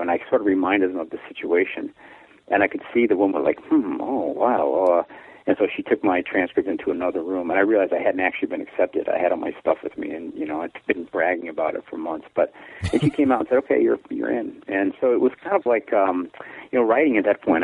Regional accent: Chicago, Illinois, United States; also born or lived in Texas; I was born in Texas, and then when I was one, we moved up to, to uh, Gage Park in Chicago and lived there about six years, and then moved out to the the south side of Chicago for us

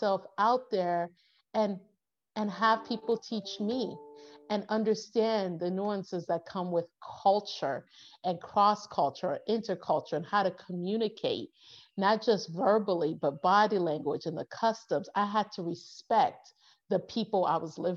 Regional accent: United States; I'm American

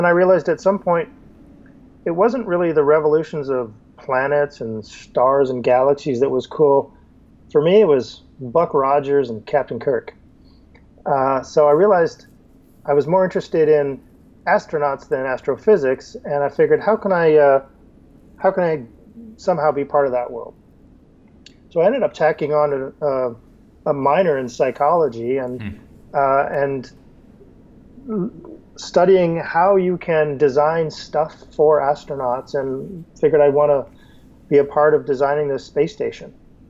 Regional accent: Canada; I'm Canadian. I was born in Montreal and grew up all across Canada.

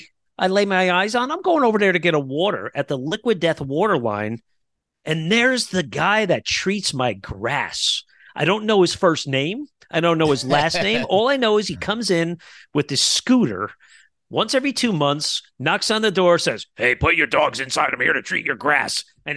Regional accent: Kearney, New Jersey, United States; they played down in my hometown of Kearney, New Jersey, where I grew up, at a bar called Jimmy's Bar and Grill, somewhere that I haven't been to in 20 years.

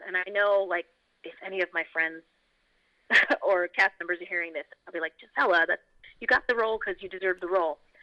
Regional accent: New York, United States; I'm from New York

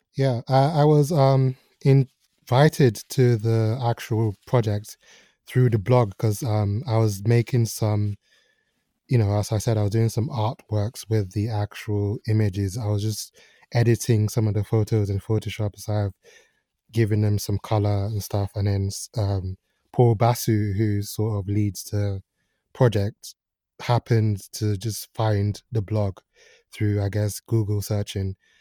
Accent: Nigeria; moved away; I grew up partly in Nigeria

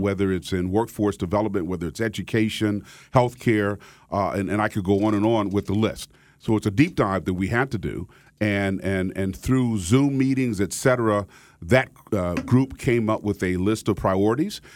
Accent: Wichita, Kansas, United States; moved away as an adult; also born or lived in Cambridge, Massachusetts / Philadelphia; now in West Palm Beach, United States; country boy from Kansas. I was born and raised in Wichita, Kansas

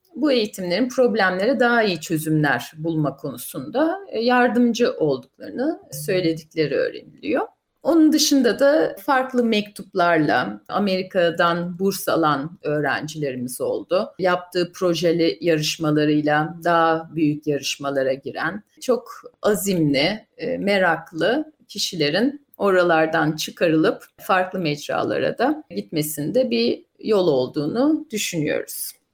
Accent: Ankara, Turkey; moved away as an adult; also born or lived in United States; now in London, United Kingdom; Ben e, aslen Ankara doğumluyum.

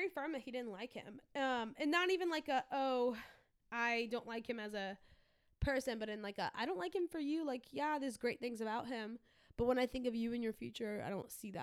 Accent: Louisiana, United States; I grew up in Louisiana.

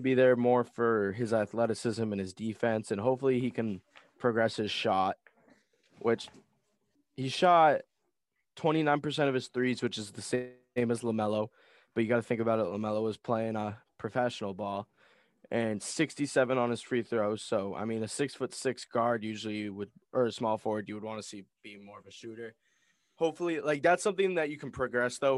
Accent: Massachusetts, United States; we're from Mass

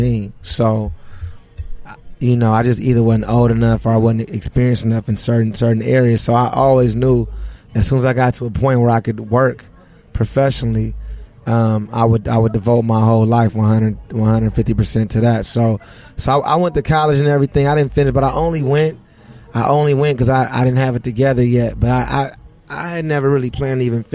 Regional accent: Los Angeles, California, United States; I grew up in the Crenshaw district

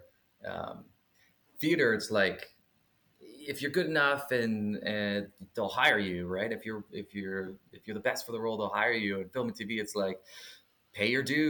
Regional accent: Belleville, Ontario, Canada; also born or lived in Bancroft, Ontario; we were kind of raised in both. We had Belleville, Ontario and Bancroft, Ontario

